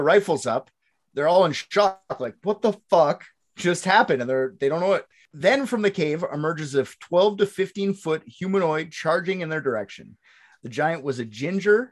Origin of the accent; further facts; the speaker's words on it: Canada; I'm Canadian